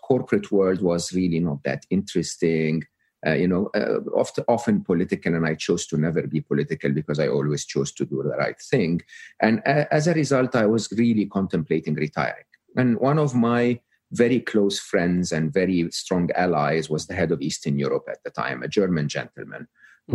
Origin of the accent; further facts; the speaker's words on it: Egypt; moved away; I'm Egyptian, uh, born and raised in Egypt.